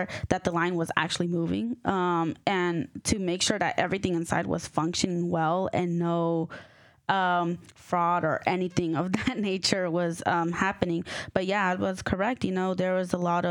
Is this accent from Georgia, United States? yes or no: yes; Norcross, Georgia, United States; I was born and raised in Georgia